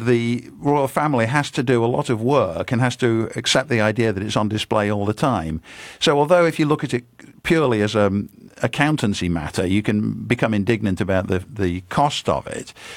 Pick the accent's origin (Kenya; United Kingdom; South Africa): United Kingdom; When I was growing up in Britain